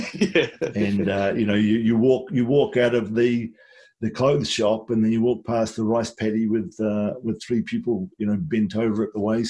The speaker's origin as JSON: {"language": "English", "town": "Wellington", "country": "New Zealand", "tie": "born or raised there", "also_born_or_lived": "Nelson, New Zealand", "said": "when I grew up in Wellington and Nelson"}